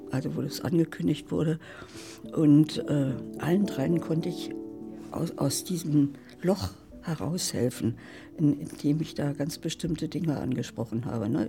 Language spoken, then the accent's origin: German; West Germany, Germany; now in Berlin, Germany; Ich wohne direkt in Berlin, ja. Nein, ich bin eine Wessi-Frau. West.